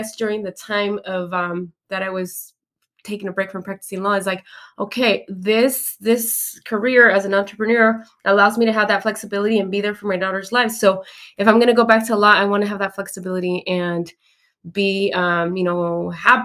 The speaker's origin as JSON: {"language": "English", "town": "Hayward", "region": "California", "country": "United States", "tie": "born or raised there", "said": "I'm from Hayward. I went to your school"}